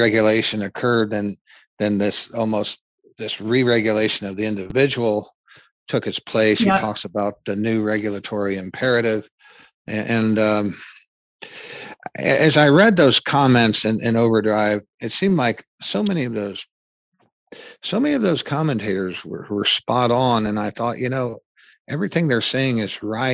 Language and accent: English; Indiana, United States; we're both from Indiana